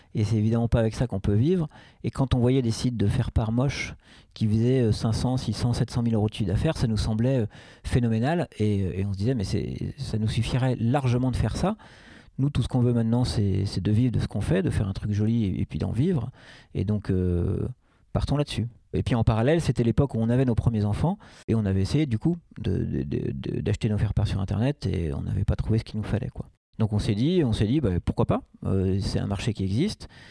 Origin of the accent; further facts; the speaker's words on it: Paris, Île-de-France, France; moved away as an adult; also born or lived in Rennes; now in Nantes, France; Je suis né en 1973 à Rennes et j'ai vécu 7 ans là-bas. Cette année, donc j'étais tout jeune, évidemment. Et après, euh, on a déménagé à Paris. Et, donc moi, j'ai grandi à Paris. J'y ai vécu de 7 ans à 37 ans